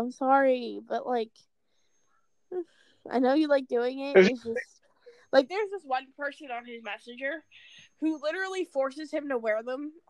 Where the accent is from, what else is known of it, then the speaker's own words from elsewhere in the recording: Pennsylvania, United States; I'm from Pennsylvania. I am in the animal science field. At my school.